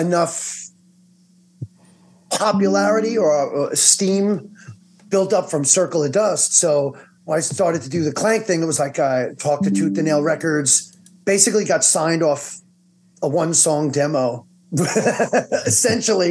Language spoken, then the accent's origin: English; Long Island, New York, United States; We're both from Long Island